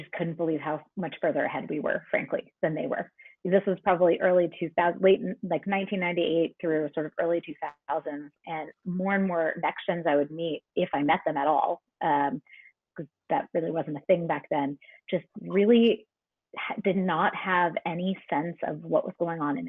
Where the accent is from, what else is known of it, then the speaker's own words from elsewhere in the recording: Pittsburgh, Pennsylvania, United States; I'm from Pittsburgh